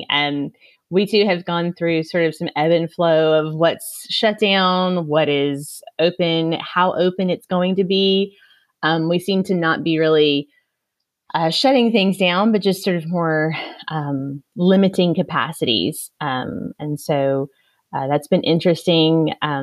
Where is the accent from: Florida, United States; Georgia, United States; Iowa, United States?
Florida, United States; also born or lived in Cleveland; moved back to my hometown in Florida